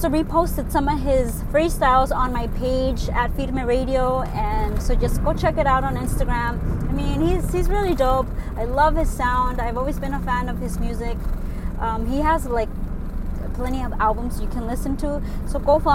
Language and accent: English; California, United States; first language Spanish; English is a second language; also born or lived in Mexico; I was brought here at 4 years old. I don't know anything besides California.